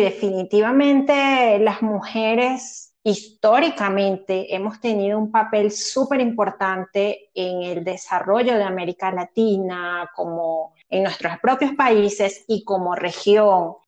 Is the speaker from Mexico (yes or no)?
no; Venezuela; moved away; yo soy venezolana